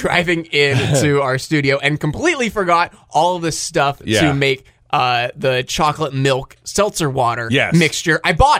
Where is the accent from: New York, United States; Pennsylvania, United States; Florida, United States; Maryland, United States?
Pennsylvania, United States; DuBois; It was Du Bois Business College. And oh my God, that's where I'm from.